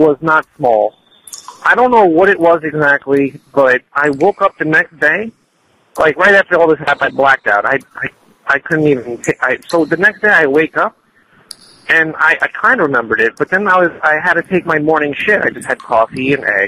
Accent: New Jersey, United States; also born or lived in Ohio; I was visiting from New Jersey, that's where I'm from, but my parents are in Ohio

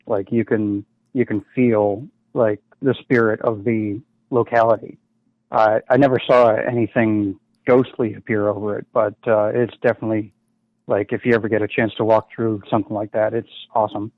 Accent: Boston, Massachusetts, United States; I'm from Boston

